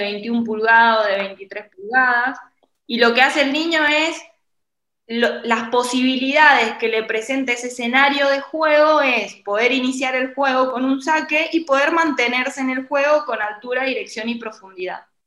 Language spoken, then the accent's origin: Spanish; San Juan, Argentina; now in Buenos Aires, Argentina; yo soy de San Juan, vivo en Buenos Aires